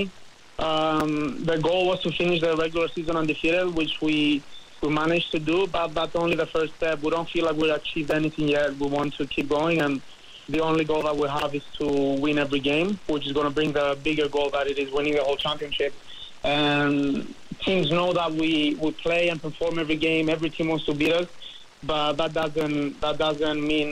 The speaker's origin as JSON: {"language": "English", "country": "Cyprus", "tie": "born or raised there", "also_born_or_lived": "Memphis / Jacksonville", "moved": "as an adult", "lives_now": "United States", "said": "I'm from Cyprus, but I also have the U.S. citizenship."}